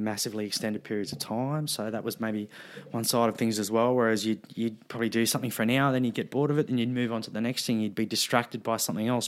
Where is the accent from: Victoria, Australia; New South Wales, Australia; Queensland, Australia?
New South Wales, Australia; Wollongong; I was a, a teenager growing up in Wollongong